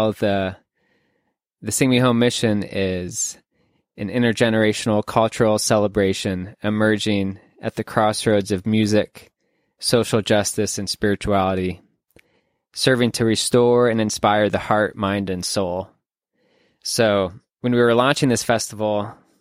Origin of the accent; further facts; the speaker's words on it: Manchester, United States; moved away as an adult; I moved away from Manchester after college, I have often found myself dreaming and scheming ways to deepen my connection with my hometown